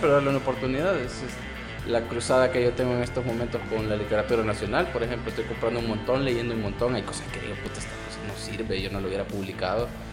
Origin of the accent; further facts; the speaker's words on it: El Salvador; los 10 mil millones que tenemos como salvadoreños